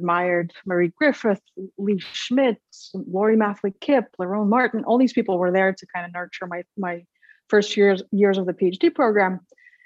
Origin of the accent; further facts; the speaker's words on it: Minsk, Belarus; moved away as an adult; also born or lived in Lithuania / St. Louis, Missouri / Indiana; now in San Marcos, United States; I grew up in Minsk, Belarus. I was born in the Soviet Union at the time